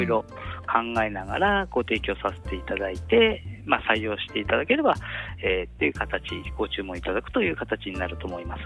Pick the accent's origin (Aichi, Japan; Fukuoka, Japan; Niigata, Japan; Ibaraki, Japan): Ibaraki, Japan; Tsuchiura; 私も茨城県の土浦市というところの出身でございます。